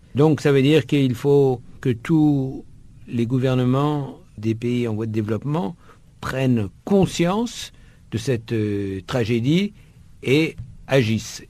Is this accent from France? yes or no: yes; France; je suis français